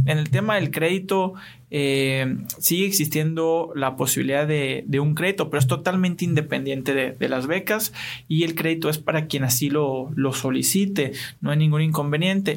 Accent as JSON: {"language": "Spanish", "town": "Hermosillo", "region": "Sonora", "country": "Mexico", "tie": "born or raised there", "also_born_or_lived": "Buenos Aires", "said": "aquí, de Hermosillo, Sonora, orgullosamente"}